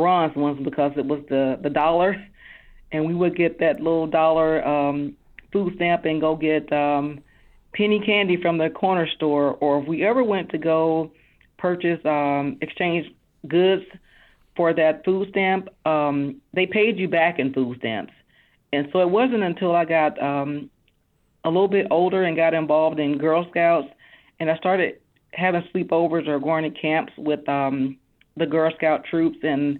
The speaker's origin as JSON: {"language": "English", "town": "Fairfield", "region": "Alabama", "country": "United States", "tie": "born or raised there", "said": "We grew up on Hillside Drive. It's actually not too far from downtown Fairfield near City Hall. And life growing up in Fairfield at a young age was a very hard time"}